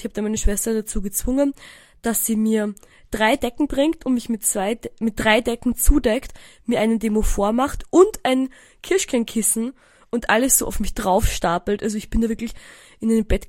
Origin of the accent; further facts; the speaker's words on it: Eisenstadt, Burgenland, Austria; moved away; in meinem Heimatdorf Eisenstadt